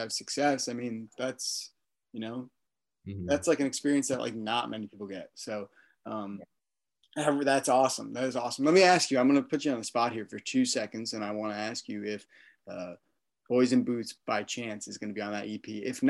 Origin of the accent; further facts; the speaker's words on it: Florida, United States; I'm from Florida.